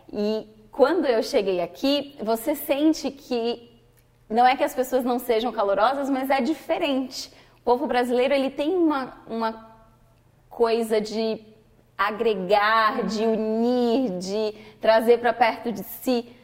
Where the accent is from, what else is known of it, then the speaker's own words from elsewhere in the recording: Salvador, Bahia, Brazil; moved away as an adult; now in New York, United States; Eu sou da região Nordeste, mais especificamente de Salvador, que fica na Bahia, que é uma região quente, com muitas praias bonitas, muita natureza, é uma região tropical do país.